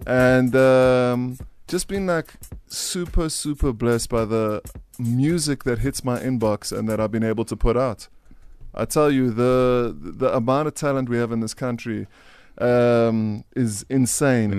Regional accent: Roodepoort, Gauteng, South Africa; also born or lived in Scotland; my parents moved here when I was four

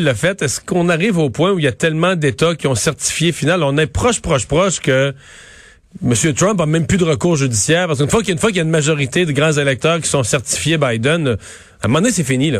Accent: Canada

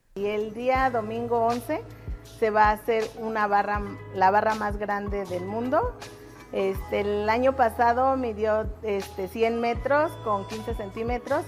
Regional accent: Santiago Tulyehualco, Mexico City, Mexico; Todos somos del pueblo de Santiago Tullehualco

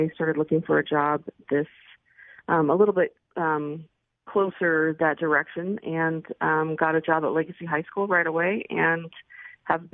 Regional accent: Western Slope, Colorado, United States; also born or lived in Fort Collins, Colorado / Denver, Colorado; I am a Colorado girl, born and raised. I grew up on the Western Slope

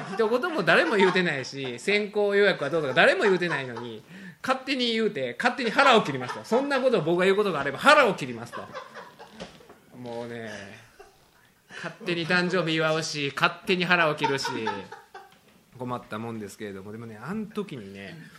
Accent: Kyoto, Japan; 僕の地元たら洛南タイムスとかある

